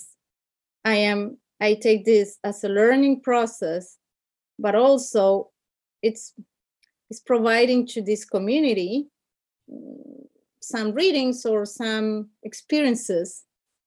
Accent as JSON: {"language": "English", "country": "Argentina", "also_born_or_lived": "Brussels", "second_language": "English", "moved": "yes", "lives_now": "Spain", "said": "I'm from Argentina"}